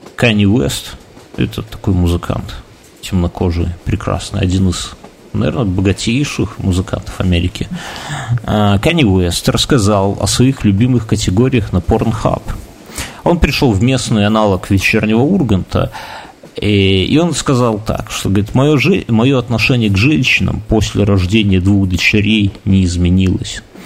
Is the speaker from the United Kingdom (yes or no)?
no; Belarus; я вот э, рожденный в БССР